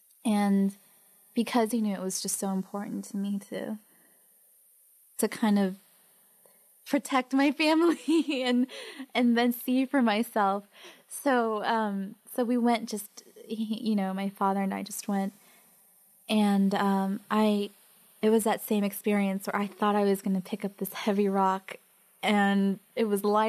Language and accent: English; Mexico; born there; I was born in Mexico, but I'm really from Spain, because it was Europe, you know, Spain's better.